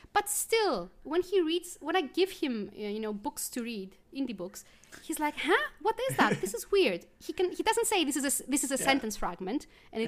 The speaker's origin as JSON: {"language": "English", "country": "Greece", "tie": "born or raised there", "moved": "yes", "said": "I grew up in Greece and we had lots and lots and lots of grammar from third grade all the way to the end of the Lyceum."}